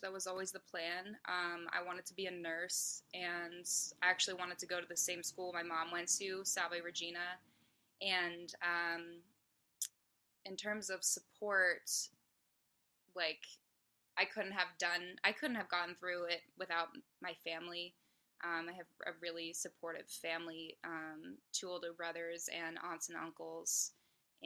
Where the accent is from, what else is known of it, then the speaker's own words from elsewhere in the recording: Hopkinton, Massachusetts, United States; also born or lived in Abington, Massachusetts / Nashville; I grew up in Hopkinton, Massachusetts. I now live 30 minutes south of Boston in Abington